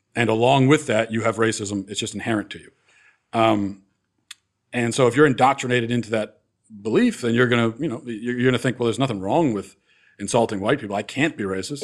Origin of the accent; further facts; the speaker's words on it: East Coast, United States; growing up on the East Coast